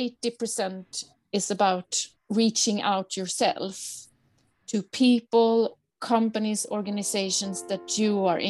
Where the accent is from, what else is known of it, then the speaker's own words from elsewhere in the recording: Gothenburg, Västra Götaland, Sweden; English is a second language; also born or lived in Paris, France / France / Canada / United States; So I come from Gothenburg otherwise, and my mom's from Paris. So I grew up in both those cities.